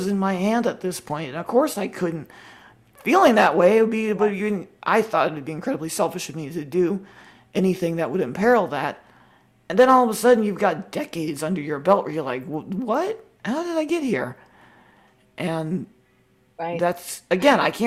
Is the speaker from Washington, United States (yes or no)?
yes; Washington, United States; I was born in Washington, liberal state